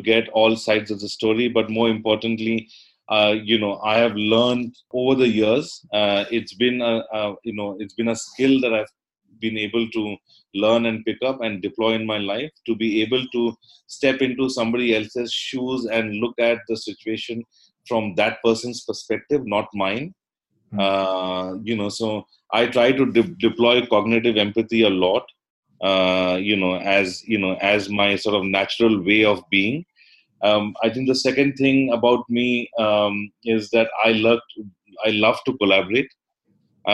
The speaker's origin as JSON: {"language": "English", "region": "North India", "country": "India", "tie": "born or raised there", "also_born_or_lived": "Kerala / Calcutta / Delhi", "said": "I am ethnically, from South India, from the state of Kerala, which by, is also known popularly as God's own country. It's a beautiful state. But I grew up, in North India"}